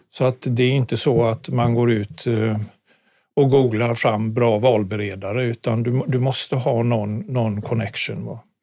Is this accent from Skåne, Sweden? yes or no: no; Gothenburg, Västra Götaland, Sweden; moved away; also born or lived in Karlstad / Stockholm; Jag är göteborgare från mm. början